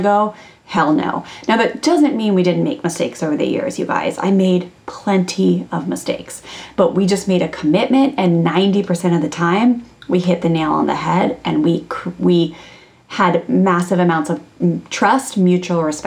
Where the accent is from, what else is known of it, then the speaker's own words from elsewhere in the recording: Maryland, United States; I grew up in Maryland, like a small town in Maryland outside of Washington, D.C.